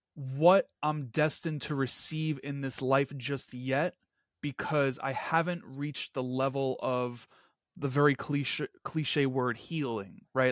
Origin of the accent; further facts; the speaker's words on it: New York City, New York, United States; just a kid from Queens. um, someone that inevitably caught the hustler's spirit that fills my hometown streets.